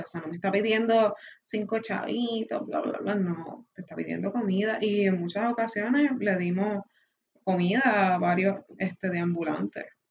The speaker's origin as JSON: {"language": "Spanish", "country": "Puerto Rico", "tie": "born or raised there", "said": "nacimos en Puerto Rico"}